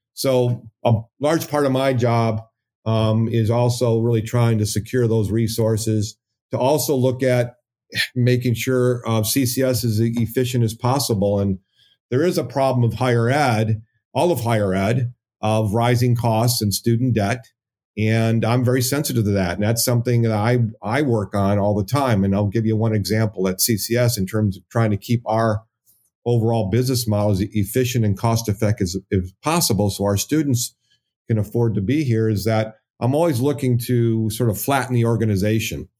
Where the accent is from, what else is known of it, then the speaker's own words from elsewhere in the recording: Hazel Park, Michigan, United States; I'm from the Detroit area, um, Hazel Park